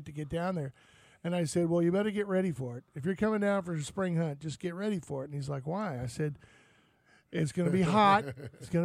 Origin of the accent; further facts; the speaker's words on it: Florida, United States; also born or lived in Texas; Florida, sea level.